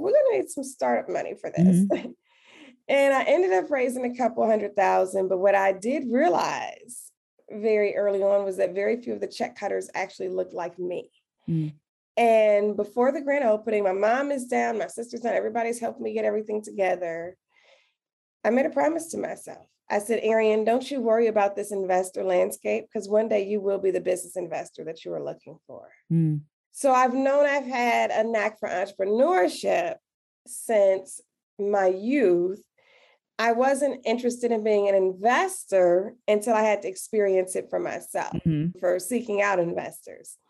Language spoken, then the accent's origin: English; Detroit, Michigan, United States; I'm born and raised in Detroit, Michigan